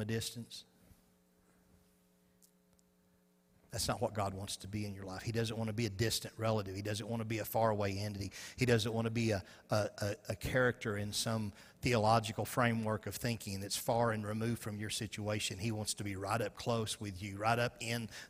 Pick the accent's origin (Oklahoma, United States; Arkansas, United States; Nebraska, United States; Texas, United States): Arkansas, United States; I'm from Arkansas.